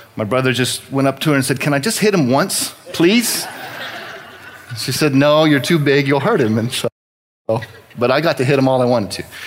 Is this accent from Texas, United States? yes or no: yes; New Braunfels, Texas, United States; I was born and raised here in New Braunfels